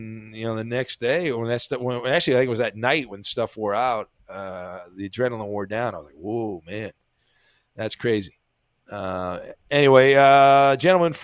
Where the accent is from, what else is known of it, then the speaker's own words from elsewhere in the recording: United States; I'm American